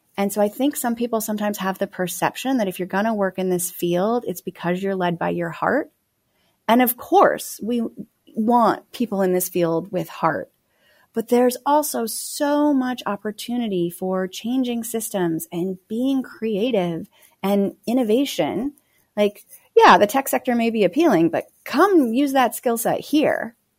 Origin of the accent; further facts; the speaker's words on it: Phoenix, Arizona, United States; moved away as an adult; also born or lived in Los Angeles; Phoenix is my hometown